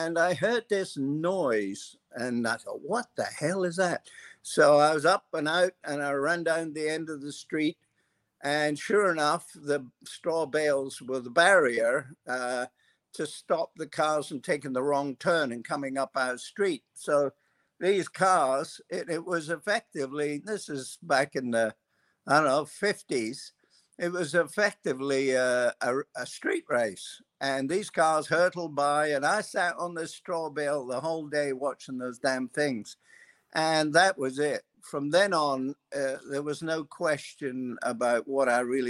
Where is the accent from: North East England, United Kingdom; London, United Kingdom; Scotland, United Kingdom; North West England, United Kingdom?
Scotland, United Kingdom; moved away as an adult; also born or lived in Perth, Australia; My family, after the war, when things were really pretty tough in Scotland, my father and a neighbor and his family and our family decided they'd take the challenge to emigrate to Australia